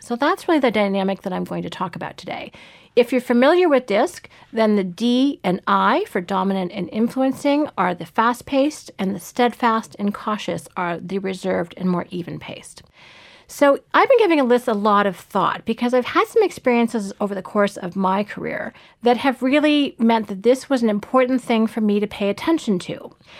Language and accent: English; Canada; also born or lived in Toronto; I live in Toronto and I'm Canadian by birth